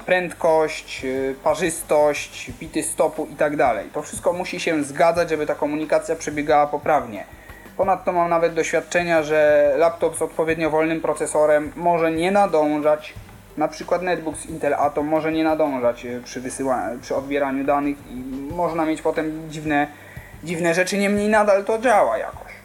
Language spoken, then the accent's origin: Polish; Kraków, Lesser Poland, Poland; jestem z Krakowa